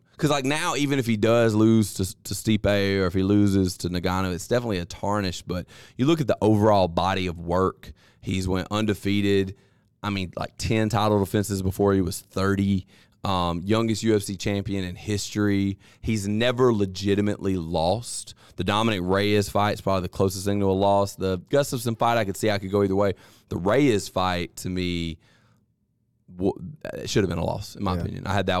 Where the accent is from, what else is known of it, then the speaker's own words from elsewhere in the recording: England, United Kingdom; now in Spain; I'm English, but live in the mountains in southern Spain.